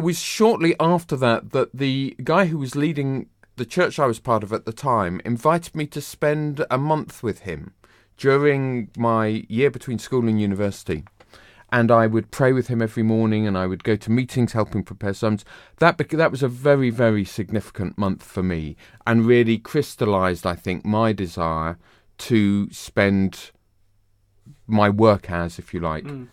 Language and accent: English; Bedford, East of England, United Kingdom; also born or lived in Hong Kong; now in London, United Kingdom; I was within commuting distance of London, but I was brought up in Bedford.